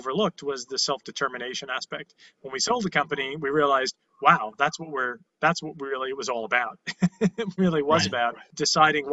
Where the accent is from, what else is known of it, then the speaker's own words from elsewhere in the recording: New York City, New York, United States; I was born in Canarsie, Brooklyn.